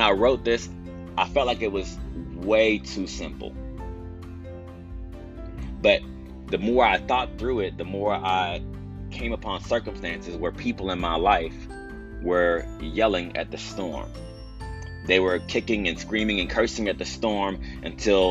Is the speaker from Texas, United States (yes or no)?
yes; Texas, United States; as a Texan, you know, we deal with all types of severe weather.